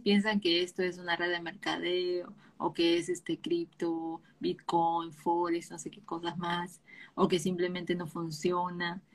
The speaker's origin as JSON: {"language": "Spanish", "country": "Peru", "said": "yo soy de Perú"}